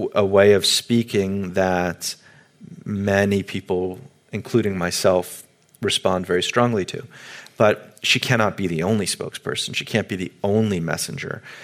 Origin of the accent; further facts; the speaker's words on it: United States; as an American